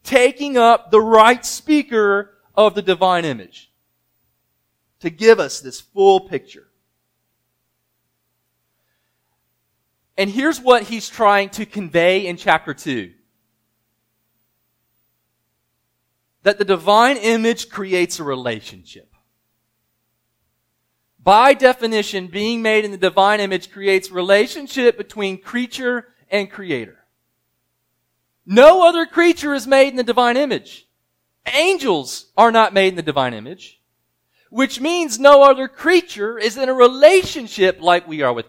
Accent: United States; I'm American

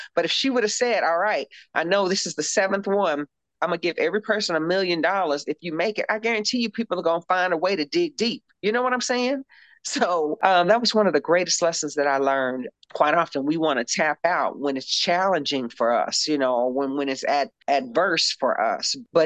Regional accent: Louisville, Kentucky, United States; moved away as an adult; also born or lived in Arizona / Spain / Italy / France; now in Portland, United States; we're from Louisville, Kentucky

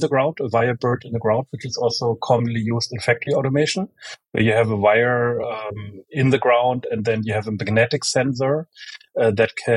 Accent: Germany; moved away; also born or lived in United States; I was born in Germany, grew up in Germany and in the US, went to both high school and college, both in Germany and in the US

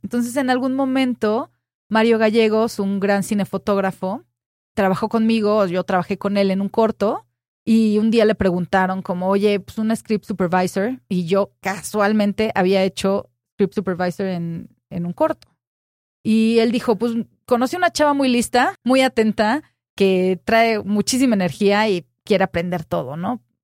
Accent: Cuernavaca, Morelos, Mexico; moved away as an adult; also born or lived in Mexico City; yo crecí en Cuernavaca

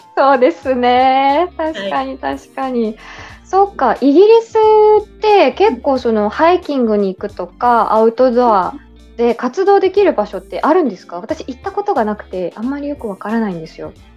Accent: Yamagata, Japan; moved away as an adult; now in Kuala Lumpur, Malaysia; 私はあの地元出身が山形なので寒さには強

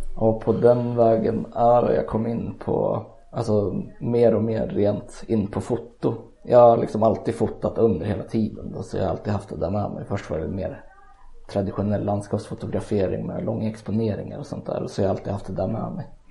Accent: Eskilstuna, Södermanland, Sweden; Jag är född och uppvuxen i Eskilstuna också

